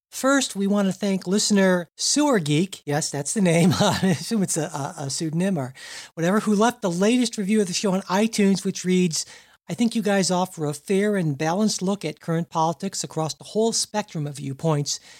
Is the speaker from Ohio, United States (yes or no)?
yes; Ohio, United States; I'm, I'm from Ohio